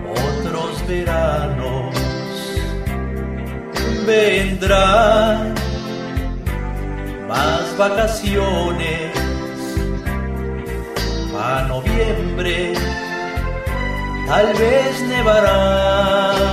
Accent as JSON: {"language": "Spanish", "region": "Sonora", "country": "Mexico", "said": "Yo que soy de Sonora, no he tenido el gusto de estar por allá"}